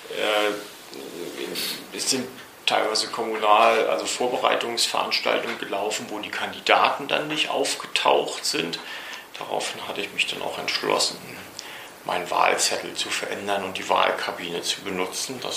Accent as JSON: {"language": "German", "town": "Rostock", "region": "Mecklenburg-Vorpommern", "country": "Germany", "tie": "born there"}